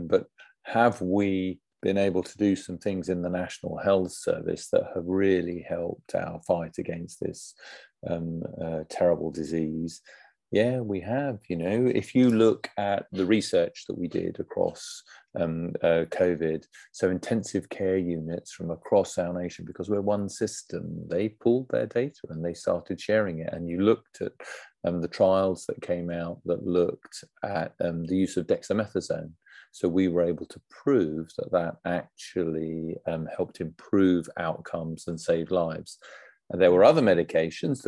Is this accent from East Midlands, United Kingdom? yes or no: no; Essex, East of England, United Kingdom; I'm from Essex